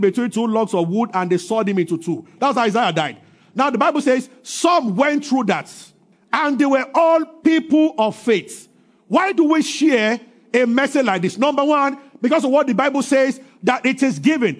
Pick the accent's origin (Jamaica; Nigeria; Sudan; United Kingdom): Nigeria; I grew up in Sele